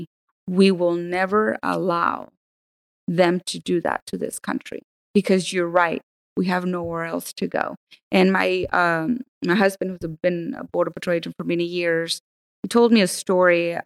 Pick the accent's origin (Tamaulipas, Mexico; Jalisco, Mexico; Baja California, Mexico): Tamaulipas, Mexico; Burgos; now in United States; where I'm from Burgos